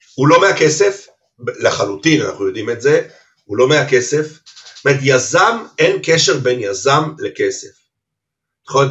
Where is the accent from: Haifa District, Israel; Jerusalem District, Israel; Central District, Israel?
Haifa District, Israel; Haifa; גדלתי בכרמל, בחיפה